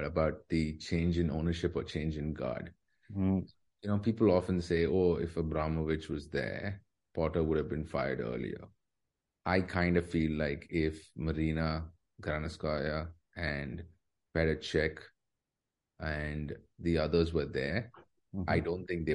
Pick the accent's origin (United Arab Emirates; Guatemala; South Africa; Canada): United Arab Emirates; Dubai; I grew up in Dubai.